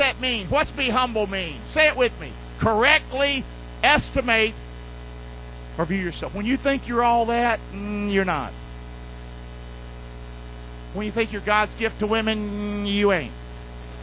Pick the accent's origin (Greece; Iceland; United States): United States; Rockingham, North Carolina; from Rockingham, North Carolina.